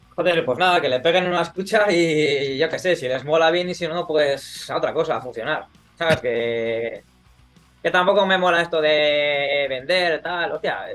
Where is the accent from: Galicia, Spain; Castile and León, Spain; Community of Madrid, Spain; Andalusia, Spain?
Castile and León, Spain; Burgos; now in Barcelona, Spain; yo soy de Burgos